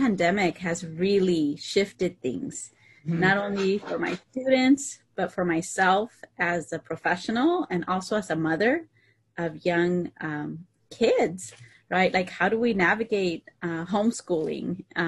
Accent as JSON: {"language": "English", "region": "Idaho", "country": "United States", "tie": "born or raised there", "moved": "yes", "lives_now": "California, United States", "said": "I too come from a mother who was an immigrant and a farm worker. And, you know, we grew up low income in Idaho, which is, you know, a different context than where we live at currently."}